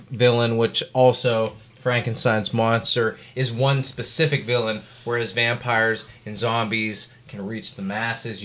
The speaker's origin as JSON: {"language": "English", "town": "Pittsburgh", "region": "Pennsylvania", "country": "United States", "said": "We're from Pittsburgh"}